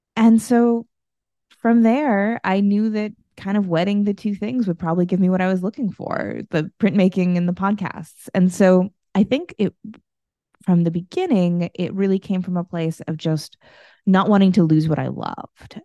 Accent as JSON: {"language": "English", "country": "United States", "said": "I'm from the United States"}